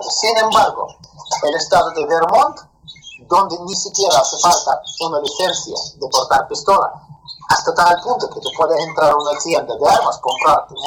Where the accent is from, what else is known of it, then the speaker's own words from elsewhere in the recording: Spain; also born or lived in Soviet Union; como una persona nacida ahí, nacida ahí, yo soy español